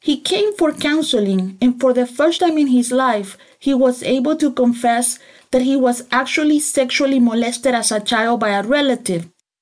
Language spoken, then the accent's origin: English; El Salvador; I grew up in El Salvador, in the war, which means that I grew up in imminent danger of shootings